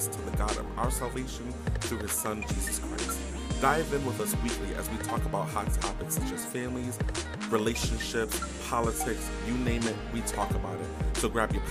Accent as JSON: {"language": "English", "town": "Norfolk", "region": "Virginia", "country": "United States", "tie": "born or raised there", "said": "I came from Norfolk General Hospital in Virginia"}